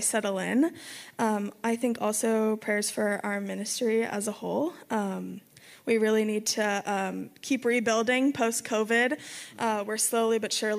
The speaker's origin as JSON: {"language": "English", "area": "a little town above Los Angeles", "region": "California", "country": "United States", "tie": "born or raised there", "also_born_or_lived": "Utah", "moved": "as an adult", "lives_now": "Arizona, United States", "said": "I was born in Utah, raised in Los Angeles, a little town above Los Angeles"}